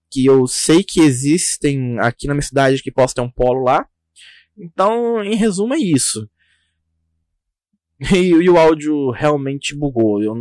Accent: Caratinga, Minas Gerais, Brazil; Eu sou aqui do, de Minas também, Caratinga.

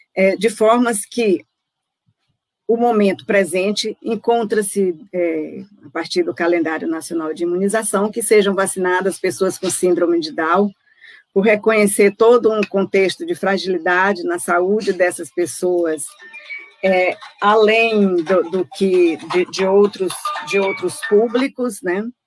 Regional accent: Brazil

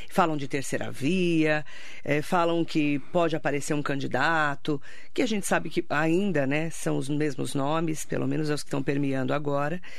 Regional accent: Alto Tietê region, São Paulo, Brazil; Eu sou de São Paulo, a gente aqui é da região metropolitana, né, do, daqui da região do Alto Tietê

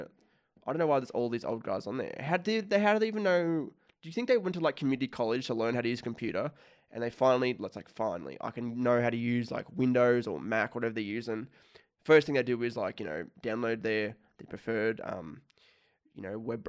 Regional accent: Australia; I'm from Australia

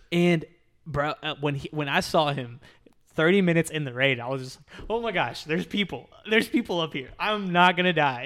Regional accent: Texas, United States; now in Florida, United States; I'm from Texas

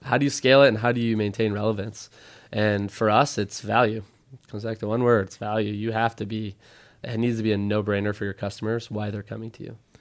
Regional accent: Midwest, United States; moved away as an adult; also born or lived in Stanford; now in San Francisco, United States; I grew up in the Midwest. I've been living out here in San Francisco for ten years.

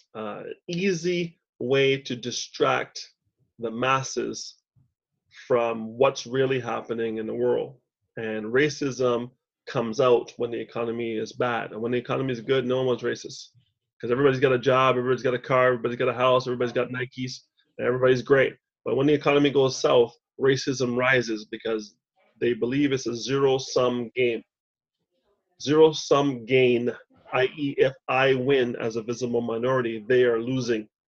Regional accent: Montreal, Quebec, Canada; moved away; also born or lived in Toronto; She doesn't know I grew up three kilometers west of where she is right now

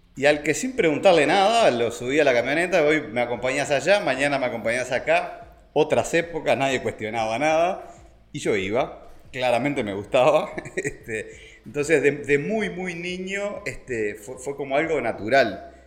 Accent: Montevideo, Uruguay; moved away as an adult; me vengo de la ciudad, fui criado en Montevideo, en Carrasco, en colegios muy buenos

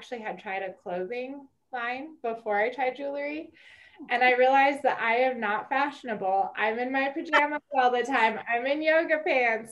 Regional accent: Wyoming, United States; now in Colorado Springs, United States; I'm originally from Wyoming

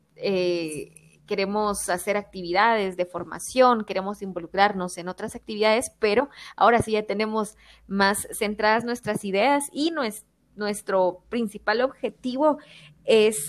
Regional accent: Quetzaltenango, Guatemala; todas somos del, de Quetzaltenango departamento

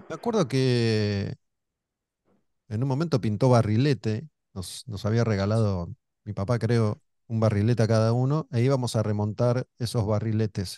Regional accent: Olivos, Buenos Aires Province, Argentina; Cuando éramos chicos vivíamos en Olivos, cerca de Panamericana

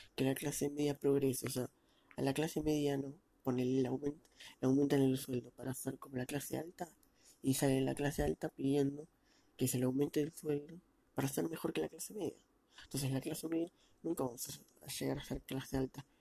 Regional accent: Argentina; Nací aquí y sigo viviendo.

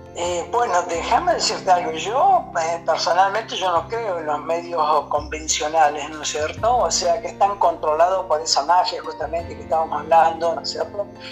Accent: Río Cuarto, Córdoba, Argentina; moved away as an adult; also born or lived in Villa Cañada Sauce; now in Miami, United States; Yo soy de Córdoba, provincia de Córdoba, de, Río Cuarto, ¿no es cierto? Eh, esa, nací en un pueblo pequeñito ahí cerca de Río Cuarto

